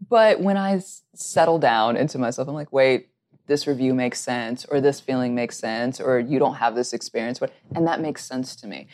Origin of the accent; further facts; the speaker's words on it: Alabama, United States; also born or lived in California; I, I am from California, but grew up in Alabama, and this is how I talk